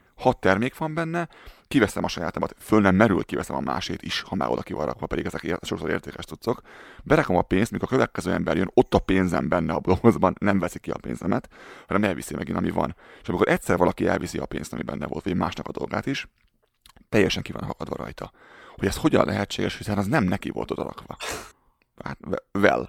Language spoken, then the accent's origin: Hungarian; Hungary; moved away as an adult; also born or lived in Germany; now in Canada; Én nagyon büszke vagyok arra, hogy magyar vagyok.